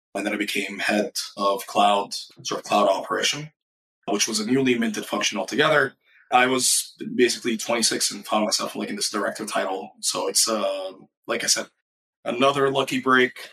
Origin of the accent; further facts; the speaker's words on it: Cairo, Cairo Governorate, Egypt; moved away; also born or lived in Minnesota; I grew up in Cairo, Egypt. My entire life, I was born and raised there.